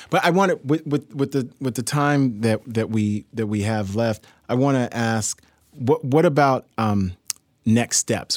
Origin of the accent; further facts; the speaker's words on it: New York City, New York, United States; I'm from New York City, born and raised